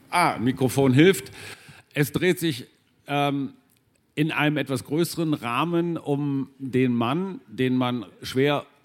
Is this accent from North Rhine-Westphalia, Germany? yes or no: yes; Münster, North Rhine-Westphalia, Germany; ich bin in Nordrhein-Westfalen groß geworden in Münster